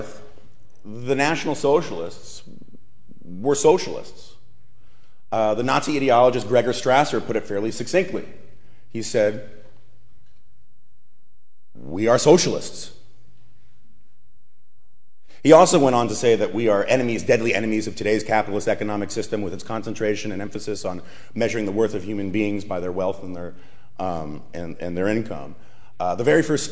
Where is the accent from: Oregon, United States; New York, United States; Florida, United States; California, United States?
New York, United States; New York City; I grew up on the Upper West Side of Manhattan